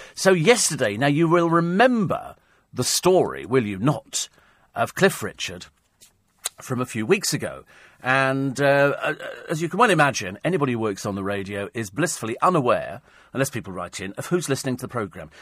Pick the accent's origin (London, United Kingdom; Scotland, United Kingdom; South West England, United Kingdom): London, United Kingdom; Twickenham; I come from Twickenham, which is fairly noisy most of the time.